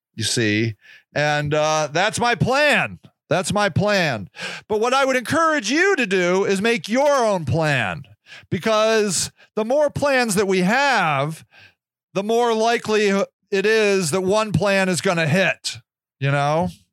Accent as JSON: {"language": "English", "country": "United States", "tie": "born or raised there", "said": "I am an American born, American raised human being"}